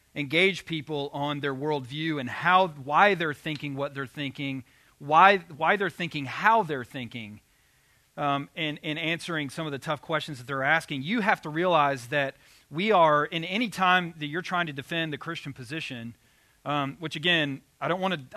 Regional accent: Arkansas, United States; I grew up in Arkansas

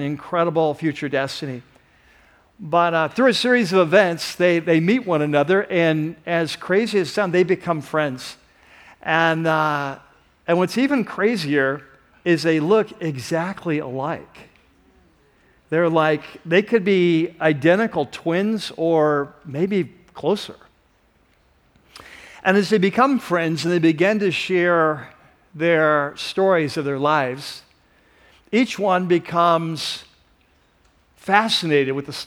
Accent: San Diego, California, United States; I grew up in San Diego

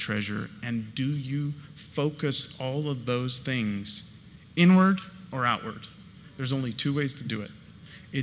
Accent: California, United States; we are from California

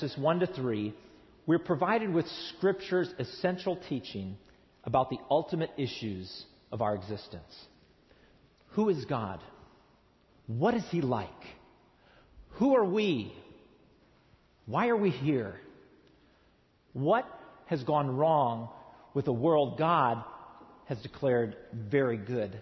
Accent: East Tennessee, United States; moved away as an adult; now in Southern California, United States; I come from East Tennessee, where we get 60 inches of rain a year

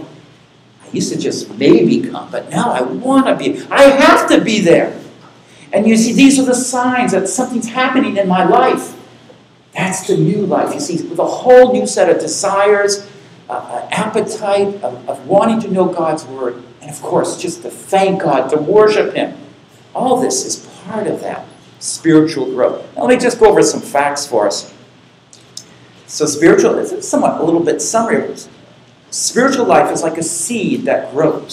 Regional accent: Boston area, Massachusetts, United States; I grew up in Boston, which is just north of Boston. It is near the coast

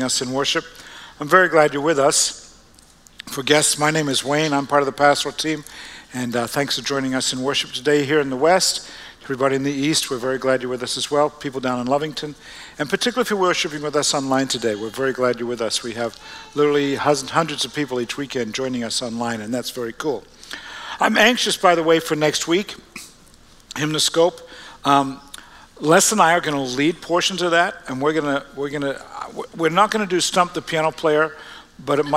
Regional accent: Australia; moved away; We're born and raised in Australia, all of us, and going back to the early 1800s

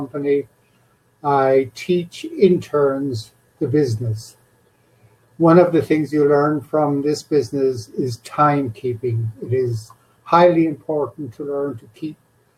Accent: Ireland; moved away as an adult; now in Johannesburg, South Africa; I am originally from Ireland, but now living in South Africa.

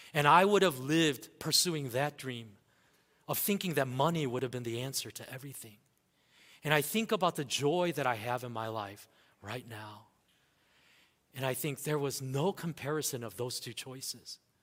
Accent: United States; growing up in America

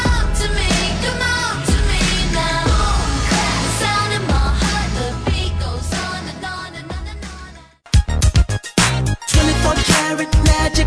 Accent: Kansas City, Missouri, United States; I'm from Kansas City, Missouri

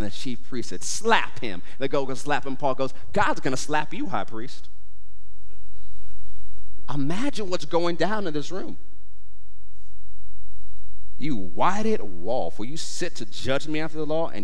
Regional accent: United States; I'm an American

